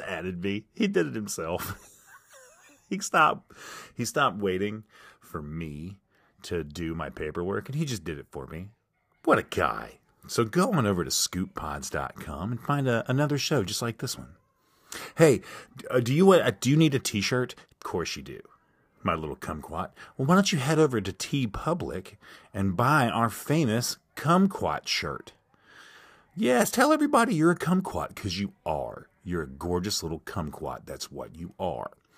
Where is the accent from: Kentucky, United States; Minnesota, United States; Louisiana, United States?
Kentucky, United States; accent: southern; moved away as an adult; I'm from the southern part of the United States with my accent